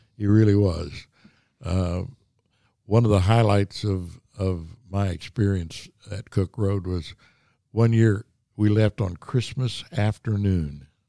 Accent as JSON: {"language": "English", "area": "Wabash Valley", "region": "Indiana", "country": "United States", "tie": "born or raised there", "moved": "yes", "said": "I grew up in down in the Wabash Valley of Indiana"}